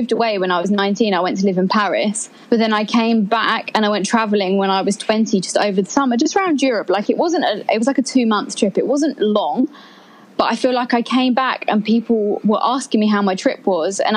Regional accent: a small town 30 miles south of London, near the Winnie the Pooh area, South East England, United Kingdom; I'm from like a tiny, tiny little town about 30 miles south of London

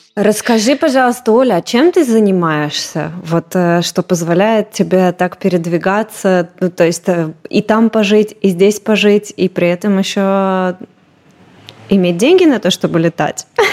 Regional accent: Moscow, Russia; now in Israel; вот из центра Москвы

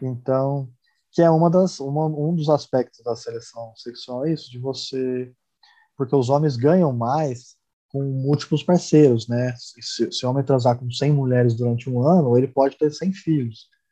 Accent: Brazil; minha esposa é tcheca, eu sou brasileiro

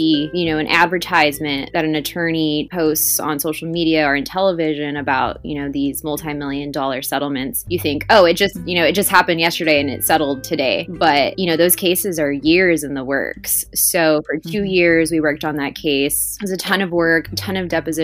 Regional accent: Primera, Texas, United States; also born or lived in Austin, Texas / San Antonio, Texas; I was born and raised here in the Valley in Primera

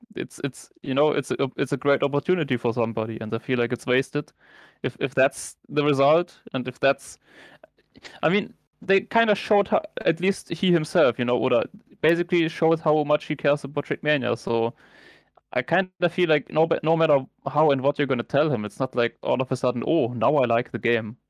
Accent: Germany; I'm obviously born and raised in Germany

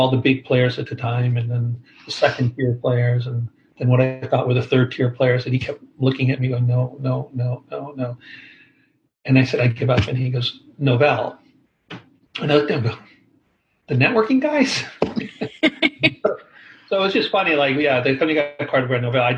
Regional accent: Toronto, Ontario, Canada; moved away as an adult; also born or lived in Bay Area, United States; I've been back here in Toronto, which is my hometown

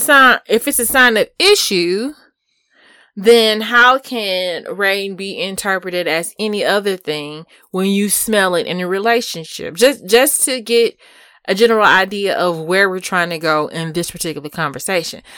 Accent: Houston, Texas, United States; I'm from Houston.

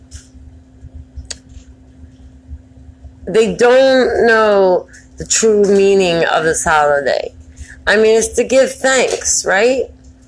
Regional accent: Baltimore, Maryland, United States; I'm from Baltimore, so, you know, I don't know if people know, but we have a high murder rate

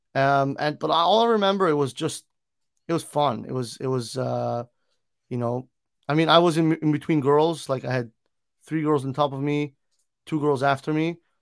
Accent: Milan, Lombardy, Italy; now in United States; I am originally from Milan, Italy, born and raised in Italy

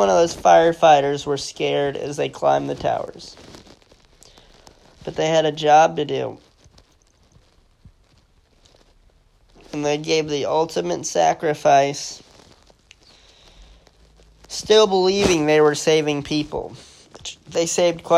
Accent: United States; as an American

